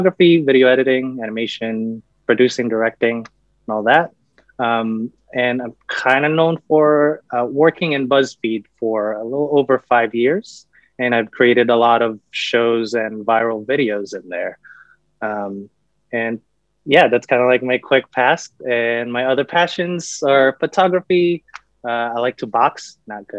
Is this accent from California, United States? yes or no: yes; Palm Springs, California, United States; also born or lived in San Jose del Monte, Bulacan, Philippines; now in Los Angeles, United States; I was born in San Jose del Monte, Bulacan, which is in Luzon in the Philippines. So OG Filipino. But I moved from the Philippines to California when I was around 10. And I grew up in Palm Springs.